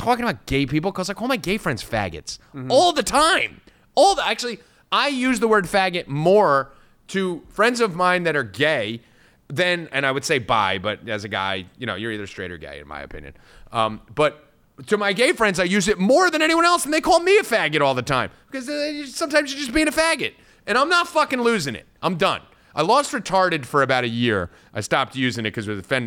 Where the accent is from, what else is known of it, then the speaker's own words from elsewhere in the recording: New Jersey, United States; I'm from Jersey